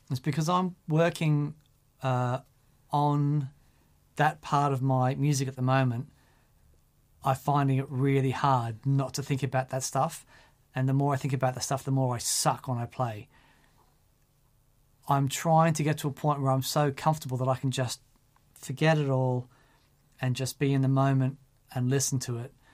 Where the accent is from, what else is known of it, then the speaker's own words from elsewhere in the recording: Australia; I'm Australian.